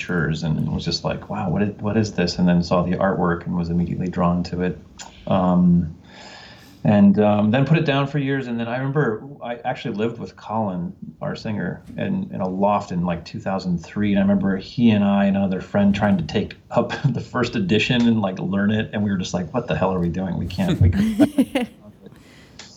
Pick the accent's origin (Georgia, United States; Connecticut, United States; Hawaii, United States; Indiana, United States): Indiana, United States; Northwest; I grew up in Northwest Indiana, very close to Chicago.